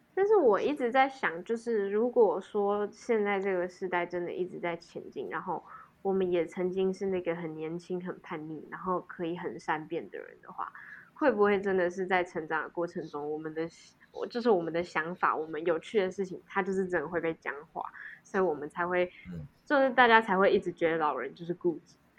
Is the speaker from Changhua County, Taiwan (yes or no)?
no; Alishan, Chiayi County, Taiwan; moved away; 那一天是要回阿里山